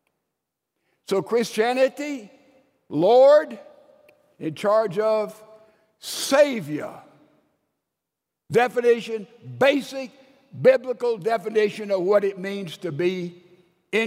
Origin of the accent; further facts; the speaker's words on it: Laurel, Mississippi, United States; also born or lived in Alabama / Wake Forest, North Carolina; I was born in the Laurel General Hospital